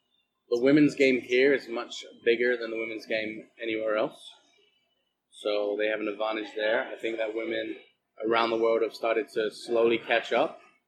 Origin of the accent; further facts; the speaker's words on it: England, United Kingdom; Well, I'm English, so I guess I guess it doesn't matter.